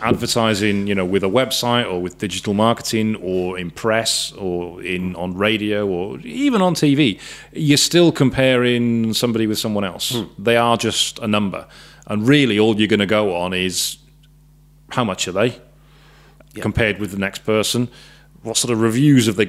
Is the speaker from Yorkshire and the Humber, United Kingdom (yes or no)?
no; South Wales, United Kingdom; moved away; I myself, I'm from South Wales. I'm 150 miles away from where I grew up.